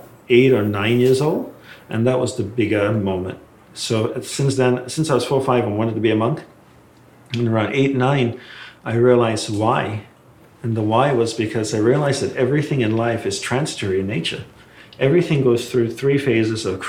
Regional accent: Malaysia; I was growing up in Malaysia

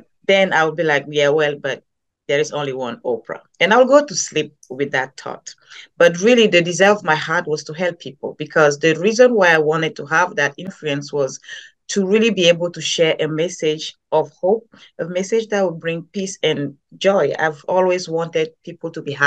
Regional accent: Cameroon; moved away as an adult; now in United States; I am originally from Cameroon, as you can hear from my accent. I moved into the United States a few years ago

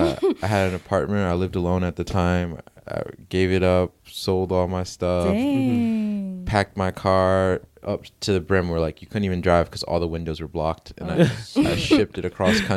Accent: New Jersey, United States; now in Los Angeles, United States; I grew up in Jersey.

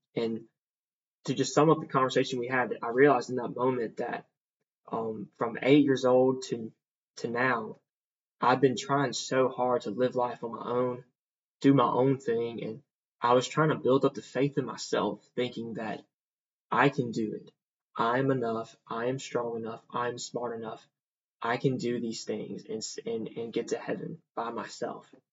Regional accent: Columbia, Mississippi, United States; I'm from a small town in Mississippi called Columbia. Um, very small, but also with that, um, with me also growing up in the Bible Belt area

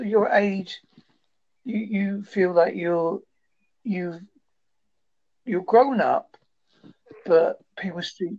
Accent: Devon, South West England, United Kingdom; I'm from Devon

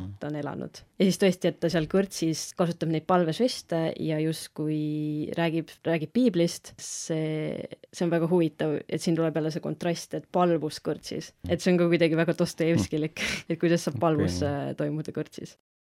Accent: Rakvere, Lääne-Viru County, Estonia; also born or lived in Tartu; ma tulen Rakverest, olen Rakvere Karmeli koguduse liige

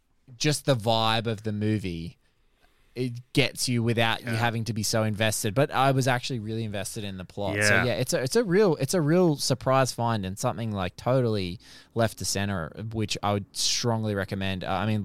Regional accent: Central Coast, New South Wales, Australia; I grew up on the Central Coast in New South Wales

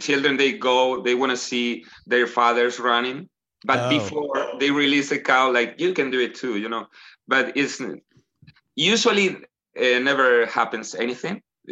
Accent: Galicia, Spain; English is a second language; now in Madrid, Spain; I'm from Galicia, a region in northwest, and we don't have bull running there.

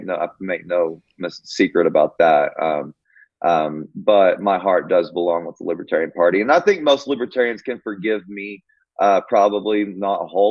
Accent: Pauls Valley, Oklahoma, United States; I've lived in Oklahoma all my life

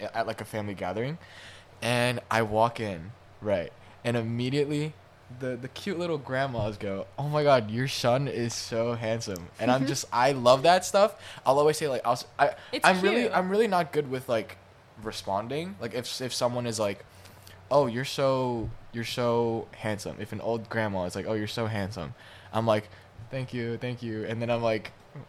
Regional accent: United States; I am Chinese American

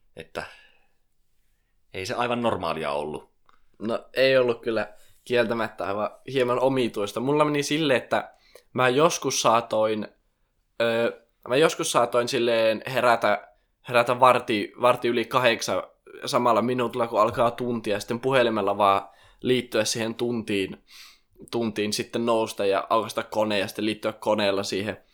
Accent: Raahe, North Ostrobothnia, Finland; moved away as an adult; now in Oulu, Finland; mä tuun Raahesta, tai itse asiassa Oulusta nykyään, tai alun perin Raahesta.

